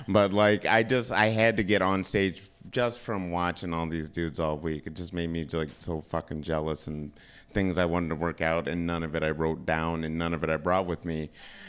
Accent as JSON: {"language": "English", "town": "Kalamazoo", "region": "Michigan", "country": "United States", "said": "I'm from Kalamazoo, Michigan, which is weird because every time I bring it up, people either think it's like Narnia or it's like a real place."}